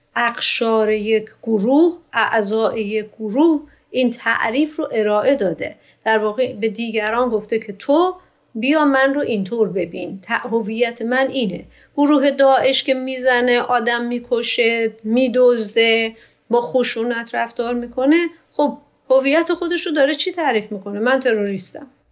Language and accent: Persian; Iran; من ایرانی هستم